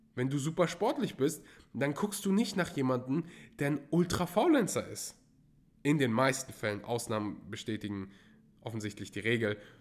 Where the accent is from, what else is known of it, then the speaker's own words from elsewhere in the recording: Germany; als Deutscher